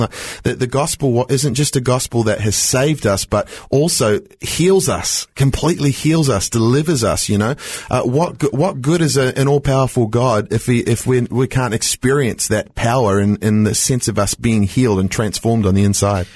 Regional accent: New Zealand; now in Australia; I grew up in New Zealand

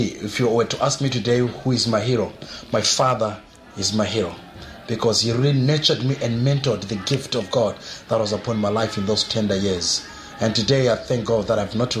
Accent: South Africa; also born or lived in Zimbabwe; now in Perth, Australia; I was born in Zimbabwe, but I spent most of my time in South Africa. And that's when I grew up.

